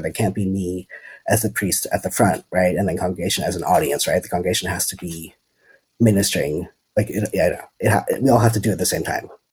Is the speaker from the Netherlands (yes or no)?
yes; Netherlands; moved away as an adult; also born or lived in California, United States; now in Berkeley, United States; I'm originally from the Netherlands, and I moved to the States in 2013, and then to California in 2015